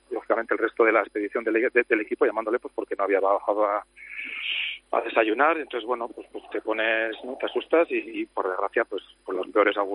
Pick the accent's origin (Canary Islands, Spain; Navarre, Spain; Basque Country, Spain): Basque Country, Spain; Amorebieta-Etxano; la mayoría que somos de la Morita somos también del Athletic